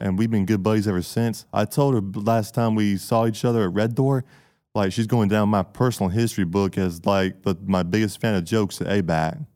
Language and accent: English; Camilla, Georgia, United States; I'm from Camilla, Georgia.